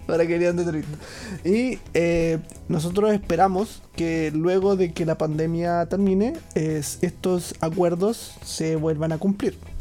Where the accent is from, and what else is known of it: Chile; moved away as an adult; now in Japan